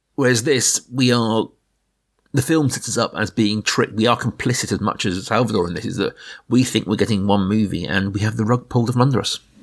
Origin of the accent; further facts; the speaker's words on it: Middle England, United Kingdom; we are two guys from Middle England